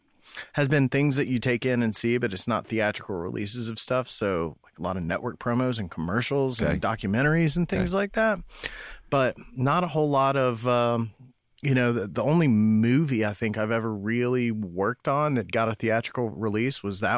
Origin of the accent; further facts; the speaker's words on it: Knoxville, Tennessee, United States; also born or lived in Cumberland Gap; I grew up in Knoxville.